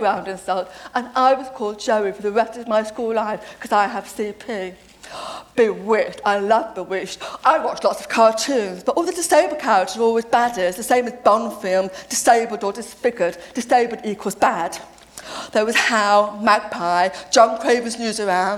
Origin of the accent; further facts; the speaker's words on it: Nottingham, East Midlands, United Kingdom; I grew up in Nottingham